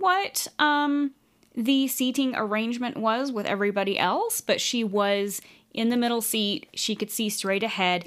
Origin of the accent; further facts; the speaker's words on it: United States; I just say Native American because we're from the United States